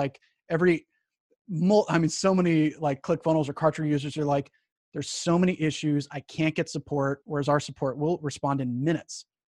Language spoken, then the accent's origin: English; Colorado Springs, Colorado, United States; I was born in Colorado Springs, or I was raised in Colorado Springs.